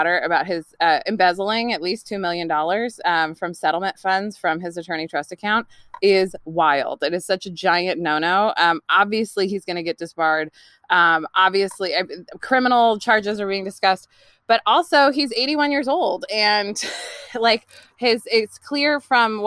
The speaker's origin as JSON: {"language": "English", "region": "California", "country": "United States", "tie": "born or raised there", "also_born_or_lived": "New York / New Jersey", "moved": "yes", "lives_now": "Olympic Peninsula, Washington, United States", "said": "I grew up in California"}